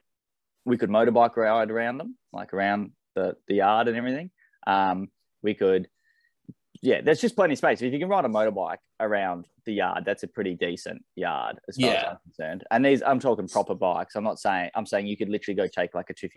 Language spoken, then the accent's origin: English; Launceston, Tasmania, Australia; Tassie, so born through and through